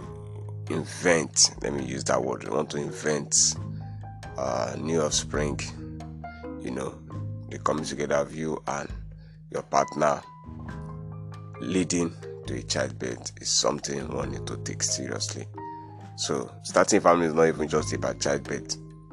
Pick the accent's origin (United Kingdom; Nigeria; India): Nigeria; I'm from Nigeria